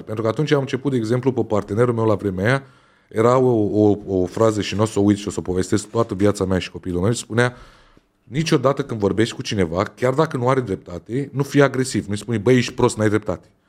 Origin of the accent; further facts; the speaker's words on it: Romania; noi ca români, ca și mentalitatea în care am fost crescuți